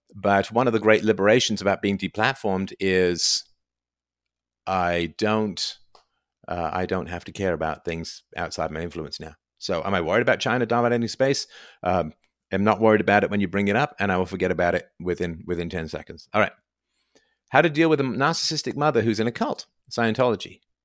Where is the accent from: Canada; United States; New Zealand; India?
Canada; I'm so Canadian